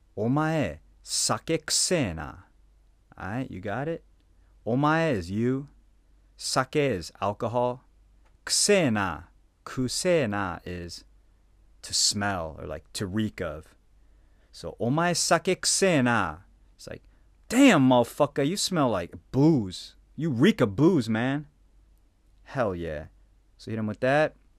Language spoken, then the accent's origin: English; Phoenix, Arizona, United States; moved away as an adult; now in Japan; I came from Phoenix, right? Arizona